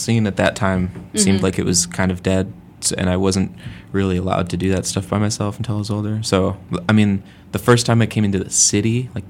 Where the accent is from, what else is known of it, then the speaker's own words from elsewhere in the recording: Lombard, Illinois, United States; We're all from Lombard.